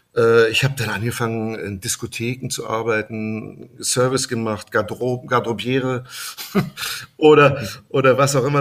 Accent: Germany; als Deutscher da zu arbeiten

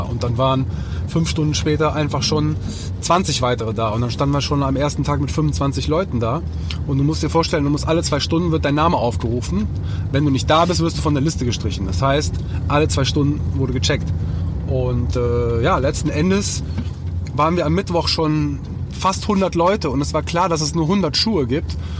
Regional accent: Leverkusen, North Rhine-Westphalia, Germany; moved away as an adult; also born or lived in Cologne; now in Düsseldorf, Germany; ich bin in Leverkusen aufgewachsen. Also das ist so meine, meine Hometown, meine Base, wo meine Eltern noch immer noch wohnen.

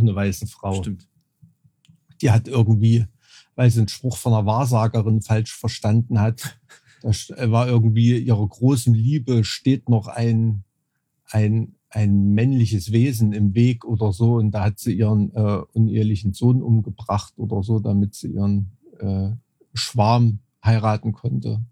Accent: Thuringia, Germany; mit dem ich aufgewachsen bin in Thüringen

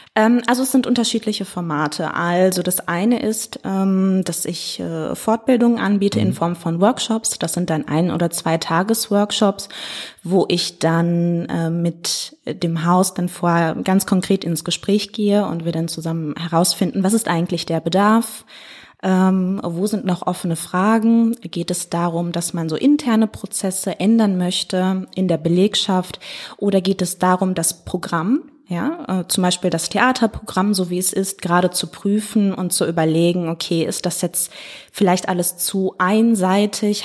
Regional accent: Hagen, North Rhine-Westphalia, Germany; now in Duisburg, Germany; Ich bin aufgewachsen in Hagen und ah. genau bin dann da auch zur Schule gegangen

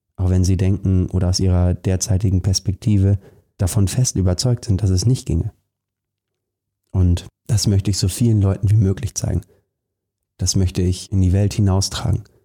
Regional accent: Germany; wir beide hier, wir sind in Deutschland geboren

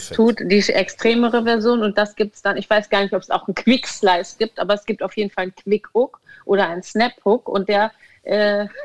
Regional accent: Wentorf, Schleswig-Holstein, Germany; Also ich komme ja aus Wentorf und wir haben viele Bäume

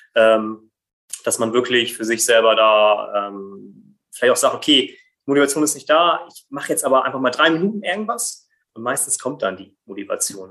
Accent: Brazil; now in Germany; komme gebürtig aus Brasilien

